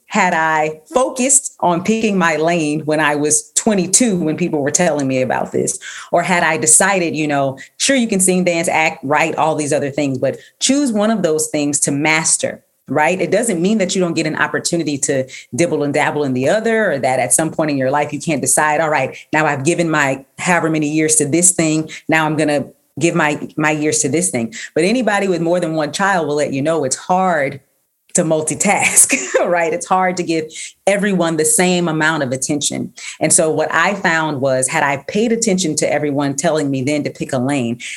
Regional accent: Texas, United States; moved away as an adult; also born or lived in New York; I'm from Texas

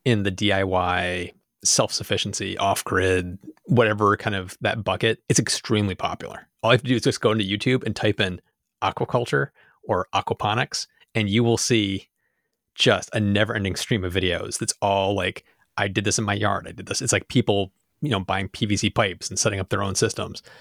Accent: Rochester, New York, United States; we're from Rochester, so it's the land of Wegmans

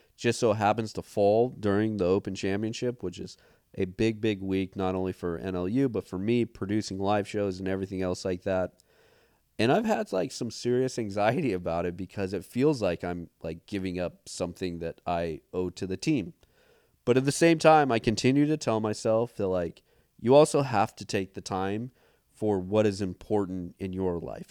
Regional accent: Montana, United States; growing up in Montana

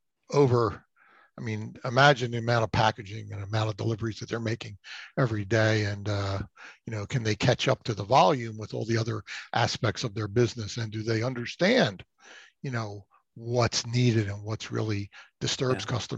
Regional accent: Philadelphia, Pennsylvania, United States; also born or lived in Florida; growing up in the Philadelphia area. Most of my career has been spent in this area

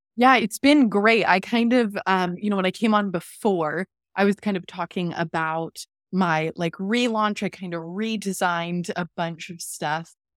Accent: Seattle, Washington, United States; I'm from Seattle, live in Seattle.

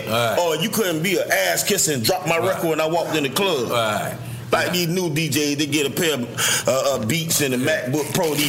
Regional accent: Miami, Florida, United States; now in Miramar, United States; I grew up in the Poker Bean Project.

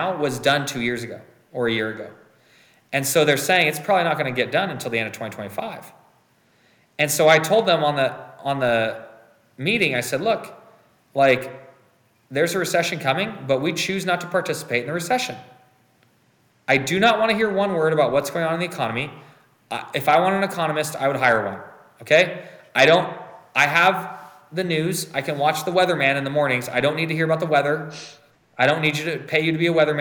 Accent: United States; also born or lived in Hungary; I was born in the United States

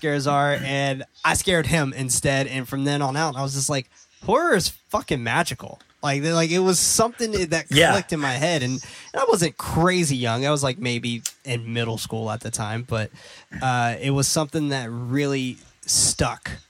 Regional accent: San Francisco, California, United States; growing up in San Francisco

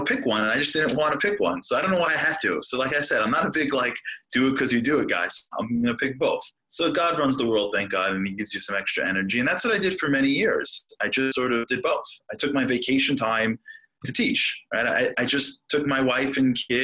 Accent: New York City, New York, United States; I grew up in Brooklyn, New York, in Canarsie, Brooklyn.

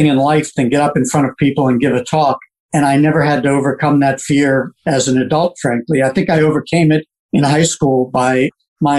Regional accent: Bethesda, Maryland, United States; I grew up in Bethesda, sixth generation Washingtonian

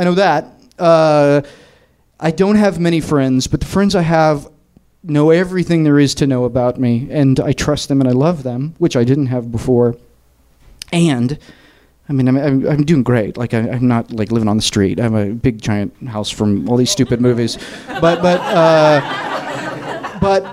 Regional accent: Tennessee, United States; moved away as an adult; also born or lived in New York; I'm from Tennessee.

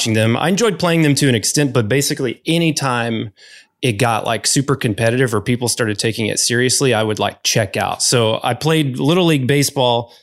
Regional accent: Arkansas, United States; I grew up in Arkansas

